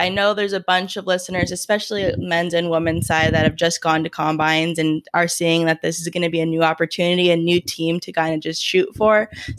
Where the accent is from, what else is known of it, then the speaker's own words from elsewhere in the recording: Bay Area, California, United States; growing up in the Bay Area